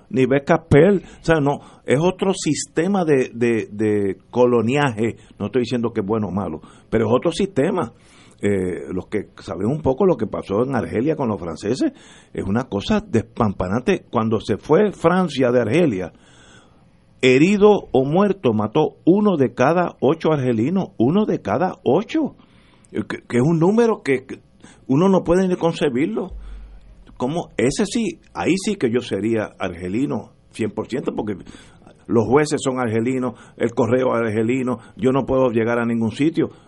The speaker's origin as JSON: {"language": "Spanish", "country": "Puerto Rico"}